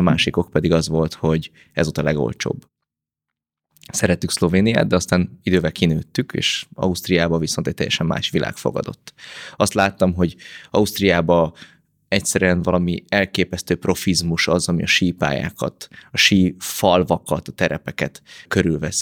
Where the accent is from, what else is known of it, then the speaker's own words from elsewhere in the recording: Pécs, Baranya, Hungary; én egy nagy családból származom, van hat testvérem, pécsiek vagyunk, vagyis Pécsről származom